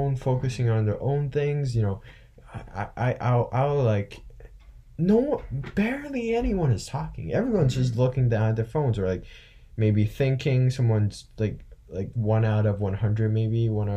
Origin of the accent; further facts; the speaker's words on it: China; now in United States; I'm from China. I've spent a lot most of my life there, and I've lived here.